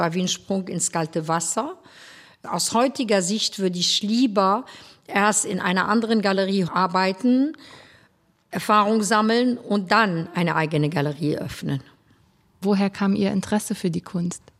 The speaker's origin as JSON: {"language": "German", "town": "Beirut", "region": "Beirut Governorate", "country": "Lebanon", "tie": "born or raised there", "said": "Ich bin äh, in Beirut geboren und aufgewachsen."}